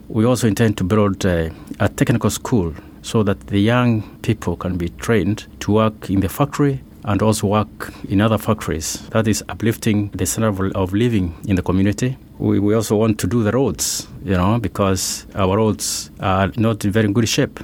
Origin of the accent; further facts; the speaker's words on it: Kenya; I've grown there. I was born in Kenya, in the Michimikuru